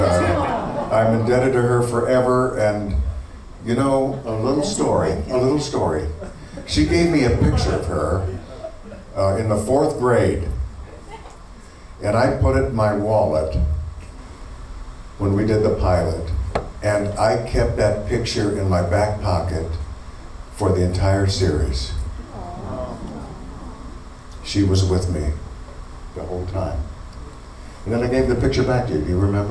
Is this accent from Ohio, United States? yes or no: yes; Akron, Ohio, United States; moved away as an adult; also born or lived in New York; Born and raised in Akron, Ohio.